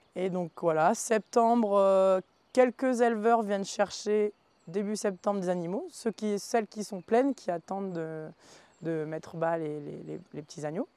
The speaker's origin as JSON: {"language": "French", "area": "the North", "region": "Hauts-de-France", "country": "France", "also_born_or_lived": "Combadam (mountain valley, current work)", "moved": "as an adult", "said": "je suis originaire du Nord à la base, donc le plat pays, pas du tout les montagnes."}